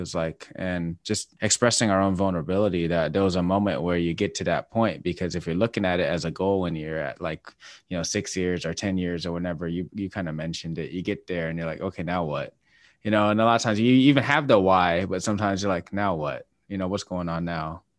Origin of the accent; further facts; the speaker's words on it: Washington, United States; moved away; I'm from Washington State